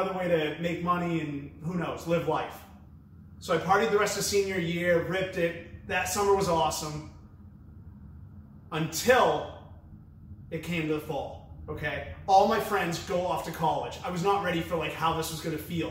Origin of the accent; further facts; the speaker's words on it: New Hampshire, United States; I was born and raised in New Hampshire